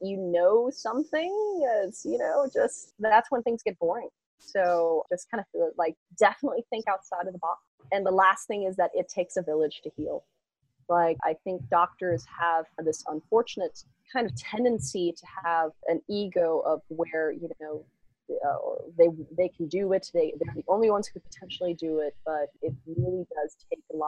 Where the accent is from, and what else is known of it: West Covina, California, United States; born or raised there; also born or lived in Santa Monica, Los Angeles; now in Irvine, United States